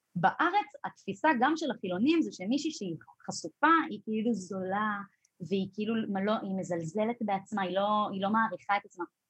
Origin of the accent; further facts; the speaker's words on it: Jerusalem, Jerusalem District, Israel; moved away; אני גדלתי בירושלים